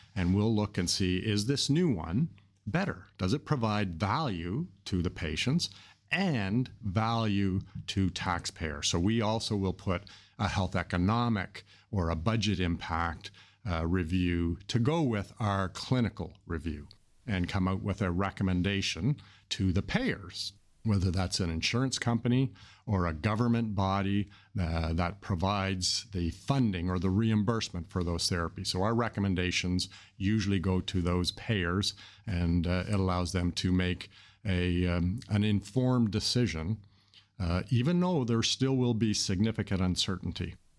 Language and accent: English; Canada; I'm from Canada